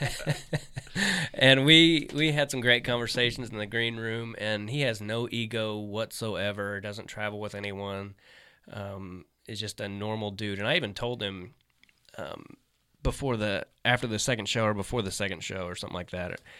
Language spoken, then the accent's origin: English; Kansas City, United States; also born or lived in Arkansas; I was born in Arkansas. I lived there when I was a kid, but I mainly grew up in Kansas